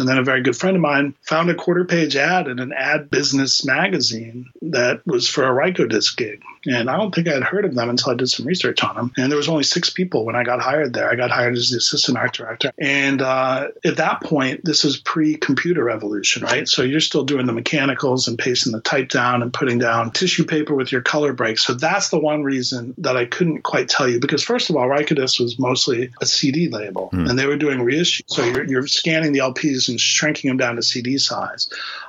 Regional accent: Miami, Florida, United States; born or raised there; now in Boston, United States

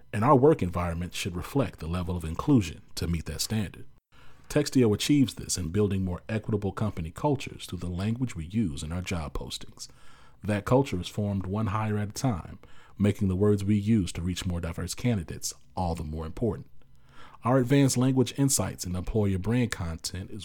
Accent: Dallas, Texas, United States; I'm from Dallas

